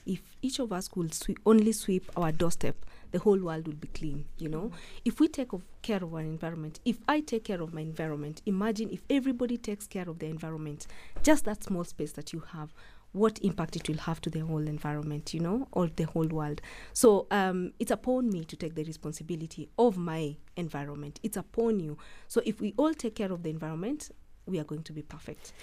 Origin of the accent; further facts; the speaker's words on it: Eldoret, Uasin Gishu County, Kenya; I grew up in Eldoret and Paul's Bakery is like at the heart of Eldoret